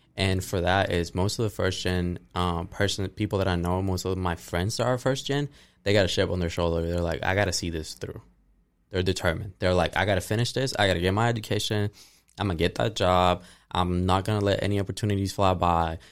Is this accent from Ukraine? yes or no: no; Ponce, Puerto Rico; now in Tennessee, United States; I'm from Ponce, Puerto Rico, but I've been living here in Tennessee for the last five years since twenty seventeen